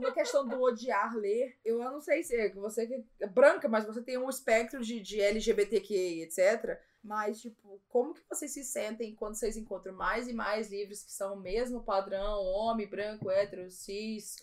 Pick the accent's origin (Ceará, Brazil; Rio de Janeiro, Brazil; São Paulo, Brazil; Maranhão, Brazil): Maranhão, Brazil; como nordestina, como alguém do Maranhão, como alguém que tem o sotaque que eu tenho